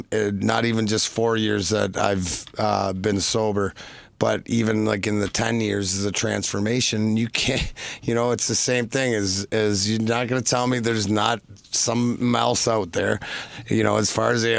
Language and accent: English; Detroit, Michigan, United States; Detroit, being my hometown